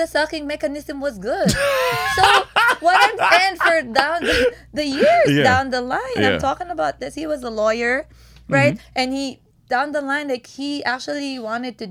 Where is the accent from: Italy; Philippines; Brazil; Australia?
Philippines; moved away; I came from the Philippines.